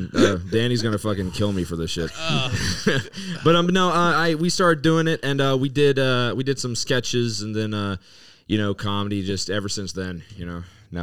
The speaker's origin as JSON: {"language": "English", "town": "Mobile", "region": "Alabama", "country": "United States", "tie": "born or raised there", "also_born_or_lived": "Western Pennsylvania", "moved": "as an adult", "lives_now": "Pittsburgh, United States", "said": "Everyone knows that by now. I'm from Mobile, Alabama, born and raised. I came up here in the year of 2011. After I graduated high school, I just couldn't get a job."}